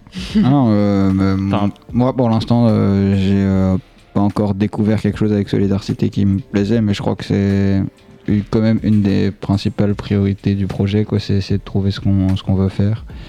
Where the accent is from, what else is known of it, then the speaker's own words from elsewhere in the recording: Dion-Valmont, Wallonia, Belgium; Je viens de Dion-Valmont